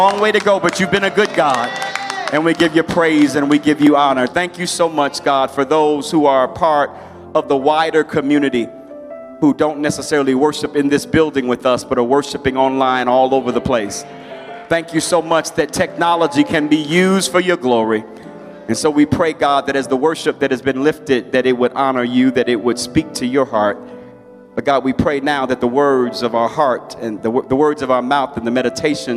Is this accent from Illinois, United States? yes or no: yes; Chicago, Illinois, United States; I grew up in a church that was a soul-winning church in Chicago